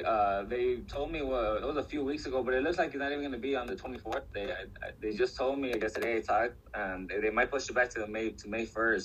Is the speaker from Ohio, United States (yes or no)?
no; Norwalk, California, United States; Yeah, I'm from Norwalk, city of Norwalk.